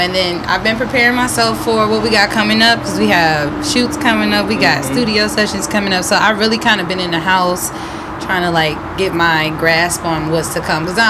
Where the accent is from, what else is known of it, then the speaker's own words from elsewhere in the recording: Detroit, Michigan, United States; now in Atlanta, United States; I'm from Detroit, Michigan.